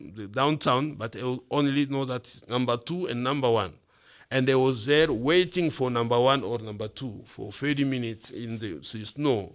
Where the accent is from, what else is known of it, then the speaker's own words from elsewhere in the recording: Bukavu, South Kivu, DR Congo; moved away as an adult; now in Missoula, United States; I was born in Bukavu